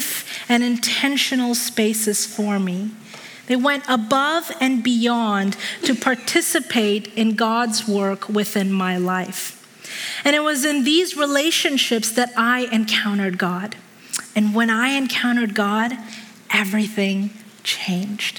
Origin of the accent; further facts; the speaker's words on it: Hong Kong; moved away; I was a little kid growing up in Hong Kong.